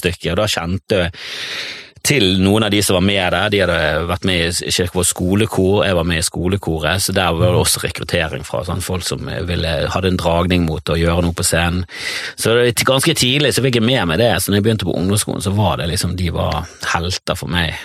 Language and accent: Norwegian; Bergen, Vestland, Norway; accent: Fana; also born or lived in Voss / Sandviken, Bergen; jeg vokste opp eh, ute med kirken, oppe på sånn haug Søre Titlestad